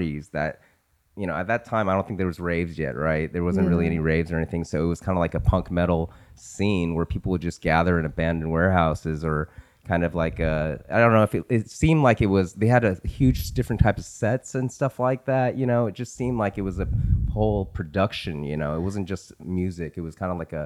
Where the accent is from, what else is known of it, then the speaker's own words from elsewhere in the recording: Richmond, Virginia, United States; we're originally from Richmond